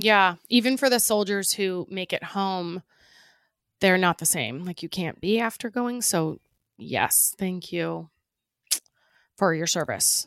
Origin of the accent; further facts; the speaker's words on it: United States; being an American